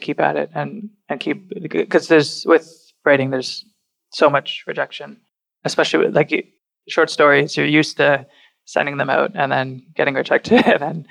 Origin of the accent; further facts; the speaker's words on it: Burlington, Ontario, Canada; now in Toronto, Canada; Burlington will always be my hometown